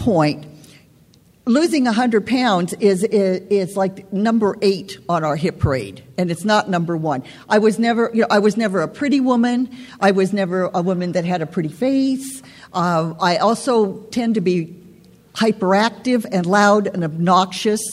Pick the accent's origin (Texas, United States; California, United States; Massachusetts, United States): California, United States; San Fernando Valley; I'm from the San Fernando Valley